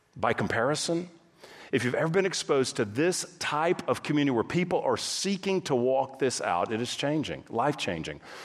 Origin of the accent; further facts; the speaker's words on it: Texas, United States; moved away as an adult; also born or lived in California; My wife and I, we grew up in Texas